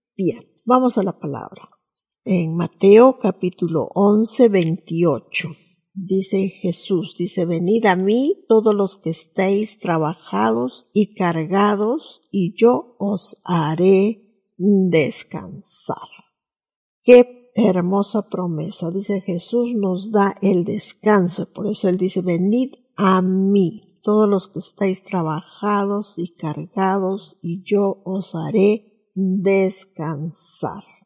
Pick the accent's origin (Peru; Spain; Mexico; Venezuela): Peru; nuestros deberes cívicos como peruanos